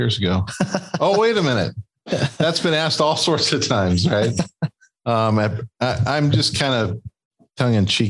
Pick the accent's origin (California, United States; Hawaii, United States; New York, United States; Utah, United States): California, United States; Escondido; I was born in Escondido